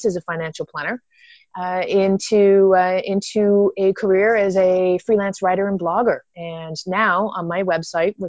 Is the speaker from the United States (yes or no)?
no; Canada; moved away as an adult; also born or lived in Toronto, Canada; I'm originally from Canada